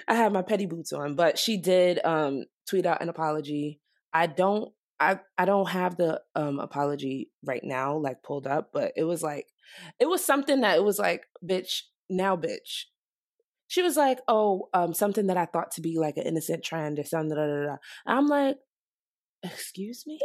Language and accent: English; Nigeria; I'm Nigerian